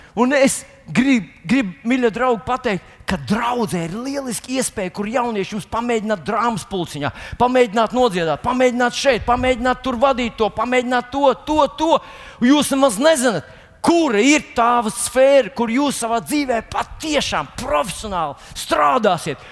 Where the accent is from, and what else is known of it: Latvia